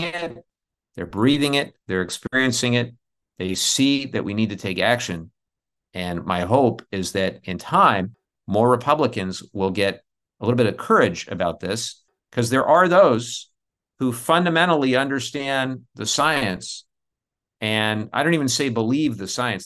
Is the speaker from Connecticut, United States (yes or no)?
no; Southern California, United States; where I grew up in Southern California. We grew up in the era of the smog alerts